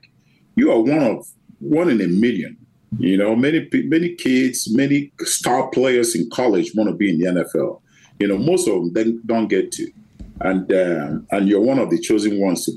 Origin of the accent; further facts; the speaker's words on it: Nigeria; moved away as an adult; I grew up in Nigeria